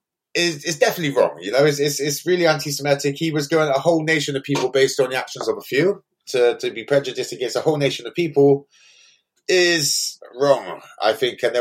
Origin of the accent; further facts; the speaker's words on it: Bristol, South West England, United Kingdom; I grew up in Eastern London, St. Paul's, and the sheer amount of rappers and artists that we had back then